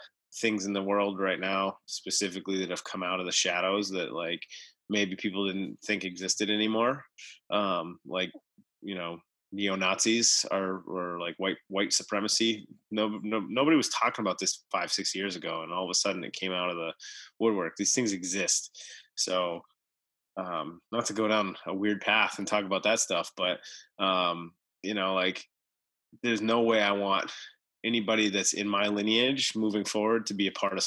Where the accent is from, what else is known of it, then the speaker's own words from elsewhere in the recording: United States; I was born in the United States